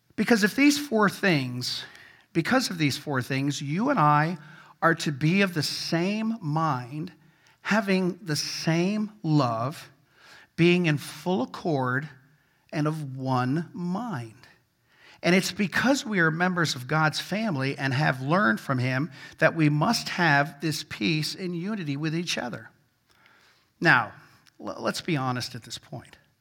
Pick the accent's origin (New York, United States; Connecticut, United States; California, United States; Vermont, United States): Vermont, United States; I grew up in Vermont